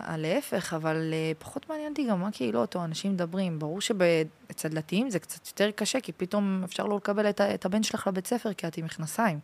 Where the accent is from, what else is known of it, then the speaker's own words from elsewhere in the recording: France; now in Israel; נולדתי בצרפת, שמונה דורות